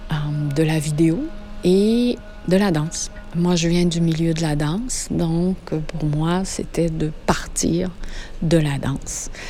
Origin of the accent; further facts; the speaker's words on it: France; moved away as an adult; je suis française, je suis arrivée ici il y a deux ans et demi.